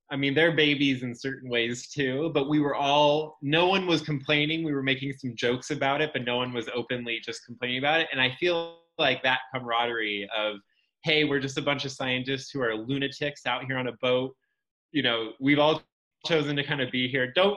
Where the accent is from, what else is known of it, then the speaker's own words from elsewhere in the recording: California, United States; moved away; I'm originally from California